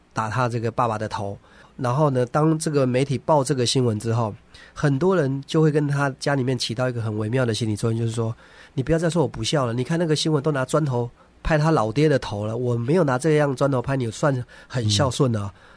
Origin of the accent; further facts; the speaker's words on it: Taiwan; 我小的时候嗯，呃，在，就是在台湾，我那个，那个年代，就是我是一九七三年出生的嘛